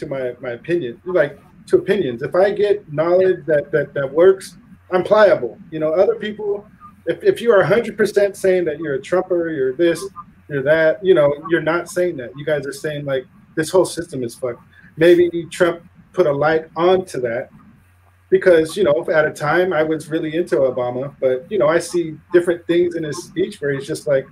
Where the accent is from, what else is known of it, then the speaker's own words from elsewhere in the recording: United States; I'm native from America, and I speak from USA, and I speak English